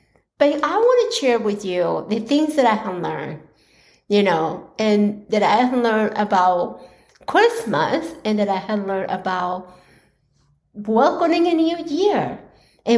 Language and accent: English; Colombia; now in United States; I was born in Colombia, and that is where the majority of my family is